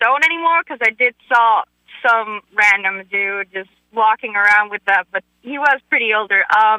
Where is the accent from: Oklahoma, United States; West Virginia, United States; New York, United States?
New York, United States; now in Tampa, United States; Maybe it's because I was from New York at the time